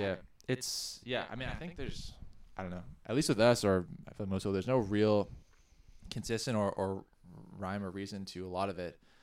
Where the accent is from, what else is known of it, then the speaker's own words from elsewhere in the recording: Ottawa, Ontario, Canada; moved away; I'm also originally from Ottawa, and we played in bands. Um, yeah, back in Ottawa